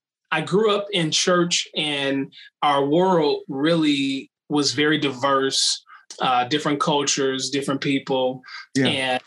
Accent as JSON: {"language": "English", "town": "Detroit", "region": "Michigan", "country": "United States", "tie": "born or raised there", "said": "born and raised in Detroit, Michigan. So I'm repping the D hardcore."}